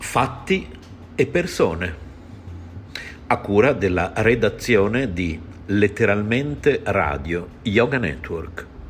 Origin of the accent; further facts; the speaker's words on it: Conegliano, Veneto, Italy; siamo provenienti da, da, da, Conegliano, siamo una ditta di eh, restauri